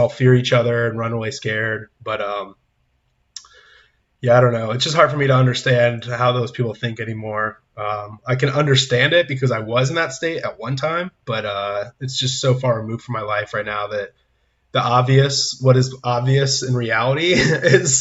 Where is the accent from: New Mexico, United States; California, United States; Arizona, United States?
California, United States; San Diego; moved away as an adult; now in Nashville, United States; I'm from California, coming from San Diego, but I'm in Nashville, Tennessee now, as of the last few months